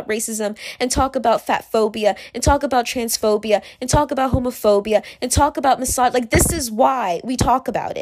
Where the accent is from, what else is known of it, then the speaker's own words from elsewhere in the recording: Virginia, United States; the girls that I went to school with when I grew up in Virginia